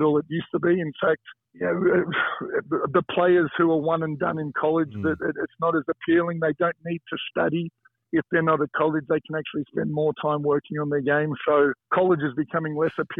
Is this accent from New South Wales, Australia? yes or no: no; Footscray, Victoria, Australia; I grew up in Footscray